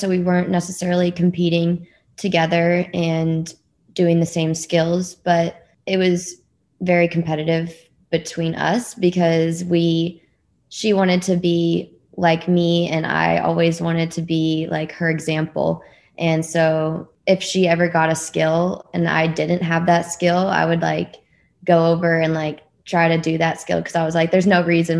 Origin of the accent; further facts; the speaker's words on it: Dallas, Texas, United States; Yeah, I'm from Dallas, Texas, and I'm one of three girls.